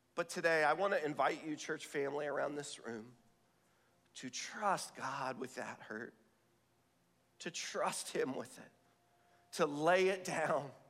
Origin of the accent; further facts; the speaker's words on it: the South, United States; I was raised in the South